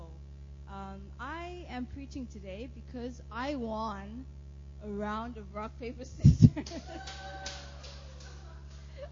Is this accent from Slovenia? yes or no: no; South Africa; moved away; I am from South Africa